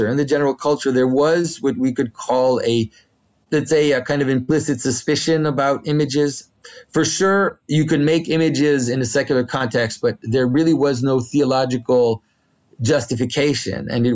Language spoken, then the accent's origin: English; Quebec, Canada; first language French; English is a second language; my first language is French. I'm from Quebec.